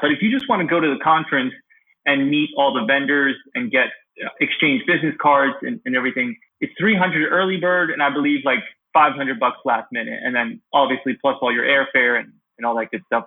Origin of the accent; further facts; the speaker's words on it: Pennsylvania, United States; also born or lived in Kyiv, Ukraine; Pennsylvania, my home state